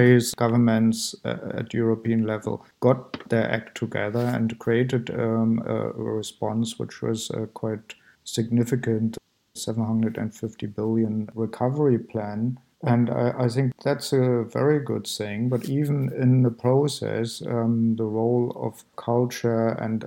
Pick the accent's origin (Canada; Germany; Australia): Germany; East Germany; moved away as an adult; also born or lived in Amsterdam / Berlin; I grew up in East Germany.